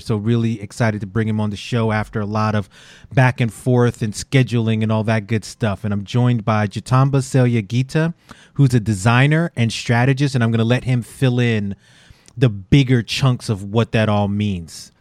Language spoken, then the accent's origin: English; New York City, New York, United States; as a New Yorker and a Yankee fan and a Knicks fan